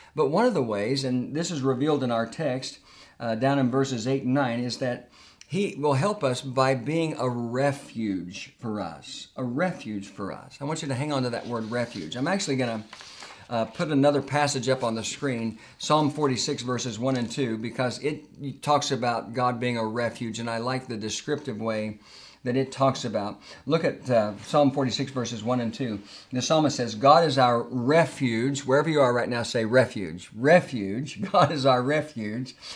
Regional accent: Tulsa, Oklahoma, United States; moved away as an adult; I love the little church that I grew up in in Tulsa, Oklahoma

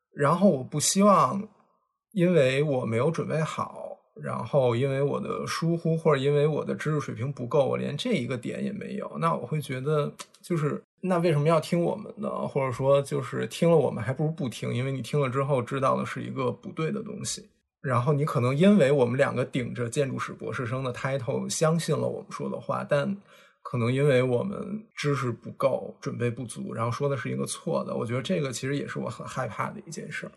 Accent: Beijing, China; accent: Beijing accent; 那俩人都是北京人，然后他们俩就属于聊天有时候北京口音特别重的那一种，所以我不知道大家今天听到我们的节目会不会觉得我的口音也重了一点？

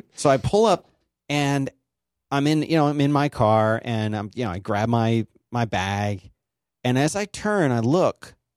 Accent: Philadelphia, Pennsylvania, United States; I'm from Philly

